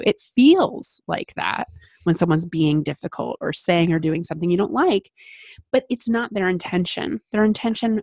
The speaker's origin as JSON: {"language": "English", "region": "Midwest", "country": "United States", "said": "I'm a Midwesterner"}